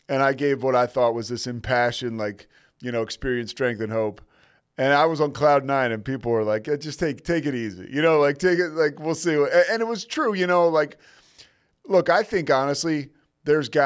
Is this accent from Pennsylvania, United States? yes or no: yes; Philadelphia, Pennsylvania, United States; I'm from Philly